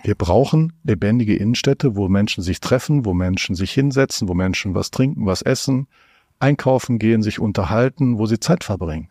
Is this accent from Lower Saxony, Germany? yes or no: no; North Rhine-Westphalia, Germany; komme ich aus Nordrhein-Westfalen